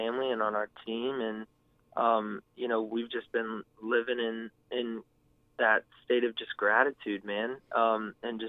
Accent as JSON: {"language": "English", "region": "California", "country": "United States", "said": "I was from California."}